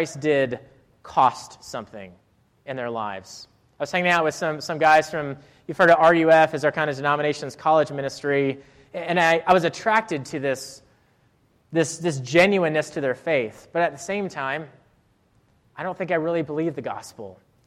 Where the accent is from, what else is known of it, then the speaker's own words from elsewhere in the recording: Rhode Island, United States; moved away as an adult; also born or lived in Clemson, South Carolina; I was from Rhode Island. I'd never seen camo gear